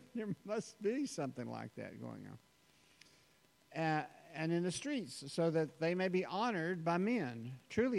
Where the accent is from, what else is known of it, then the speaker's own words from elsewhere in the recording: the South, United States; as American Christians and being raised in the South